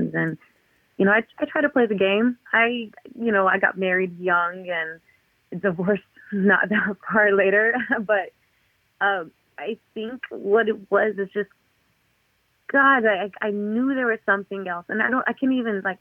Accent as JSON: {"language": "English", "region": "Southeast Texas", "country": "United States", "tie": "born or raised there", "moved": "as an adult", "lives_now": "New York, United States", "said": "growing up in Southeast Texas, you know, and I love Texas"}